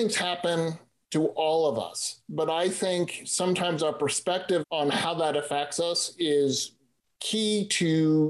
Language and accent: English; East Coast, United States; I grew up on the East Coast and, well, I don't really like snow. So I moved someplace where we don't have snow.